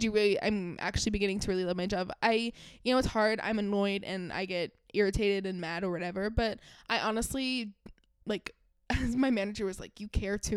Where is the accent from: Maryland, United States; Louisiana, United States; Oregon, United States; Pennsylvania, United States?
Maryland, United States; Salisbury; moved away; I'm actually from Salisbury, Maryland.